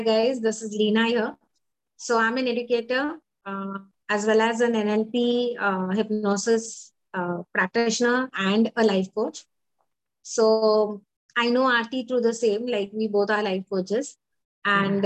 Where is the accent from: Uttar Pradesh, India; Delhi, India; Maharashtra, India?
Maharashtra, India; Mumbai; I'm from Mumbai